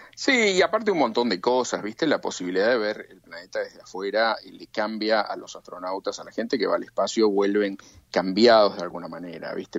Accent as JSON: {"language": "Spanish", "country": "Argentina", "tie": "born or raised there", "moved": "yes", "said": "de chico en la Argentina"}